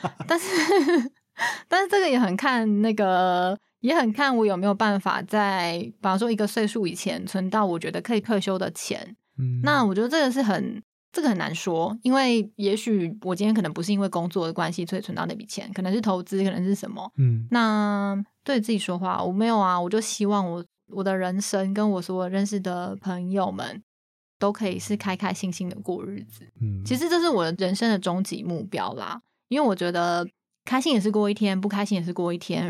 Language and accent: Chinese; Taiwan; 台湾人还是会有，你讲英文一定会有口音